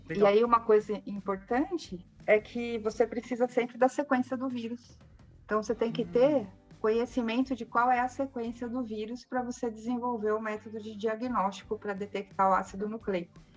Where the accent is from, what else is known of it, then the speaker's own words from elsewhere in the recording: São Paulo, Brazil; Eu sou de São Paulo mesmo. É, eu nasci em São Paulo e morava ali na Zona Norte, no Jaçanã.